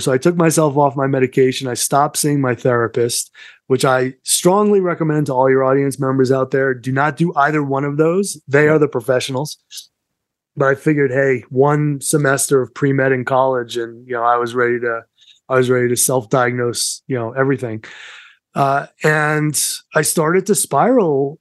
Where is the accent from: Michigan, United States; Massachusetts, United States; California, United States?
Massachusetts, United States; Somerset; accent: Massachusetts; moved away as an adult; also born or lived in New York City; now in Colorado, United States; I grew up in Somerset